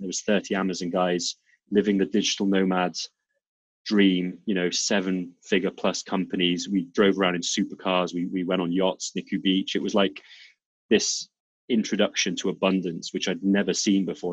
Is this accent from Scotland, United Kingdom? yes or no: no; South Wales, United Kingdom; accent: Welsh; moved away as an adult; also born or lived in Serbia / North of England; now in Lisbon, Portugal; most of my most of my life in two cities in in South Wales